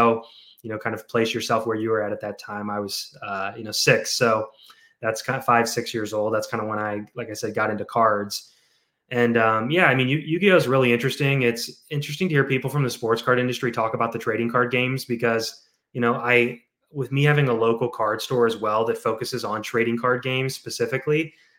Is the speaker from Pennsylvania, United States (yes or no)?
no; St. Louis, Missouri, United States; St. Louis.